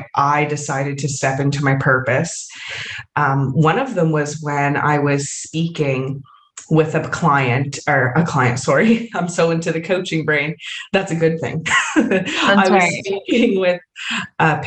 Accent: Canada; moved away; I am from Canada originally

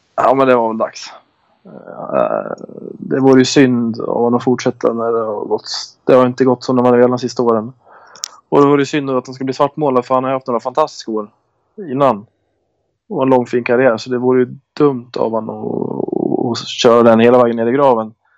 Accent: Köping, Västmanland, Sweden; moved away; Jag spelar hemma i Köping bara.

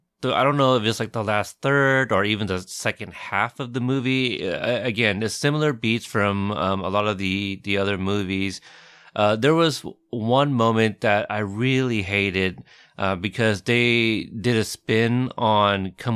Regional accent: Texas, United States; born there; I mean, I was born in Texas, but I didn't grow up there.

